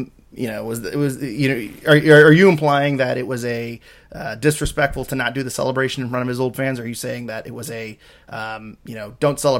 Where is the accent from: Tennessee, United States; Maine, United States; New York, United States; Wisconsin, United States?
Maine, United States; I've stood up for my home state of Maine vacation land.